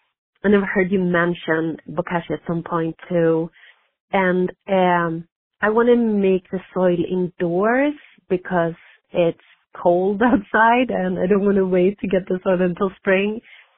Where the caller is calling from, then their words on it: Utah, United States; I'm calling from Utah.